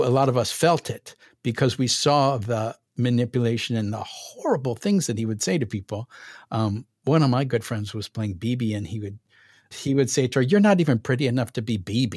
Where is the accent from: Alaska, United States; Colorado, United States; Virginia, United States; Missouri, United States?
Missouri, United States; St. Louis; I'm from St. Louis